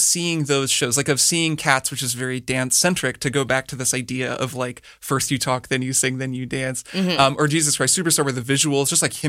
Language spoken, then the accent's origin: English; Bloomington, Indiana, United States; So I grew up in Bloomington, Indiana. So actually kind of near where you grew up. But it was a university town.